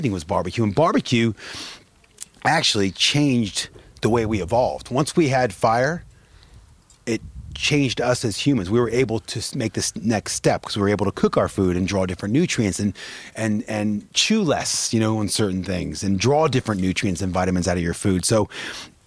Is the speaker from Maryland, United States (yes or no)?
yes; Maryland, United States; moved away; also born or lived in London / Vail, Colorado; I was born and raised in Maryland, summers in Iowa with my dad's father and his mom.